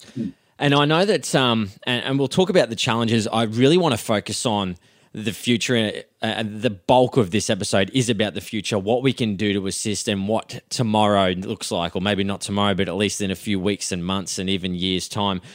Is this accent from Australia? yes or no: yes; Footscray, Victoria, Australia; I'm born in Footscray